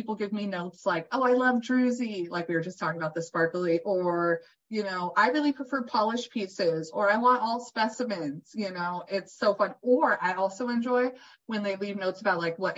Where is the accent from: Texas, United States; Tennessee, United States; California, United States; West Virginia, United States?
California, United States; I'm from California